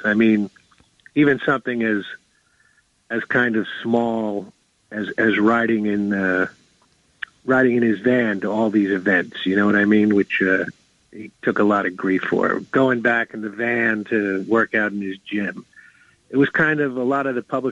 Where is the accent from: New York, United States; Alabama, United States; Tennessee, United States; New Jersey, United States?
New Jersey, United States; When I was a little kid growing up in Jersey